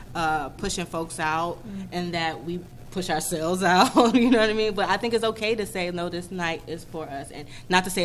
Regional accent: Wilmington, North Carolina, United States; also born or lived in Raleigh; I'm a Wilmingtonian. I'm from Wilmington. I'm born and raised here.

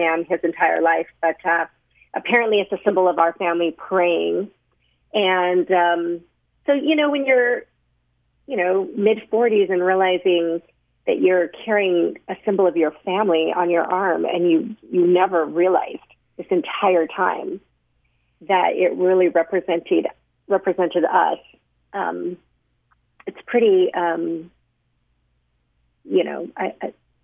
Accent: Sandy, Utah, United States; I was adopted by a family that lived at the time in Sandy, Utah, and grew up here

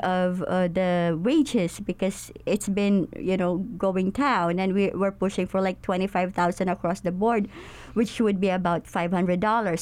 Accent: Philippines; we're overseas Filipino workers

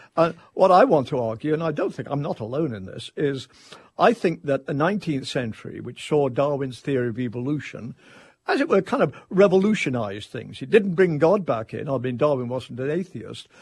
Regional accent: England, United Kingdom; now in Tallahassee, United States; I'm an Englishman

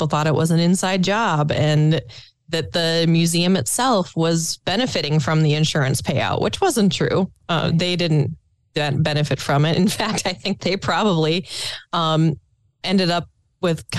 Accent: Pequot Lakes, Minnesota, United States; I'm from Pequot Lakes

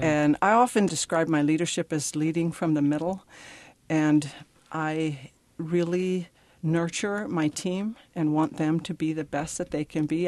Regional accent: Pine Ridge, South Dakota, United States; I am originally from Pine Ridge, South Dakota. I grew up on the reservation.

